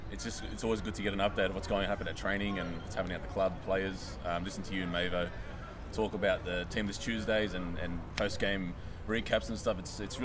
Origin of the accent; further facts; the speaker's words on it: Sydney, New South Wales, Australia; Grew up in Dulwichill in Sydney.